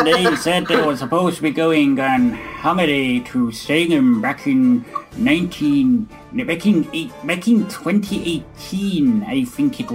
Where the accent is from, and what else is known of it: United Kingdom; born or raised there